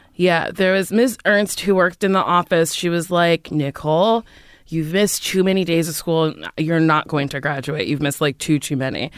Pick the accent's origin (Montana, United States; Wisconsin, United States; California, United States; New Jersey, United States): New Jersey, United States; Middletown; moved away as an adult; also born or lived in New York; Where'd I come from? Middletown, New Jersey